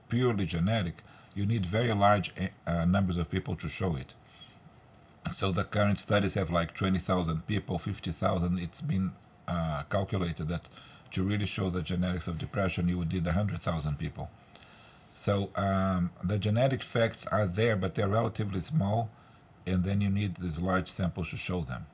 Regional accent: Brazil; moved away; I'm originally from Brazil

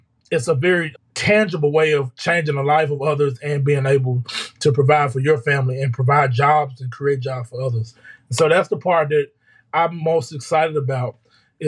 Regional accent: Arkansas, United States; my hometown

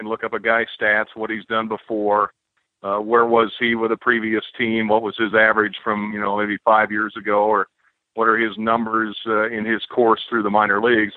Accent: Champaign, Illinois, United States; also born or lived in Tolono, Illinois / Lynchburg, Virginia; I grew up in Champaign, Illinois

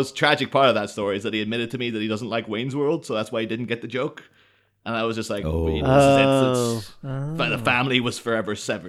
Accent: Ireland; You know, growing up in Ireland, like this something coming over called Milwaukee's Best is like, oh my god, it sounds so cool.

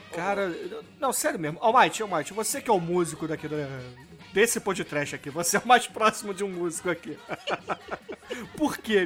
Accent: Rio de Janeiro, Brazil; eu sou carioca

